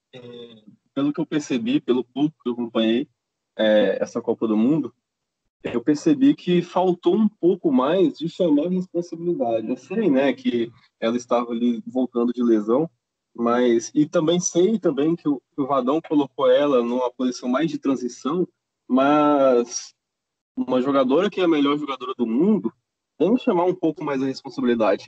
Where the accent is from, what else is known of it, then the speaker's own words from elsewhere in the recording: Belo Horizonte, Minas Gerais, Brazil; sou de Belo Horizonte